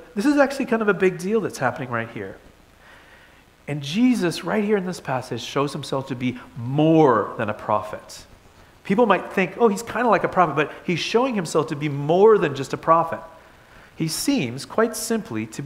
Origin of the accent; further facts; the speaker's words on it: Toronto, Ontario, Canada; moved away; I grew up in Toronto